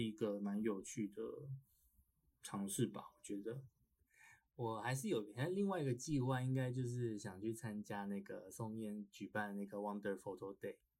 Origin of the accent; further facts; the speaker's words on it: Pingtung County, Taiwan; moved away as an adult; also born or lived in Taipei; 我们都是从小在屏东长大 ，然后大学来台北，来北部读书这样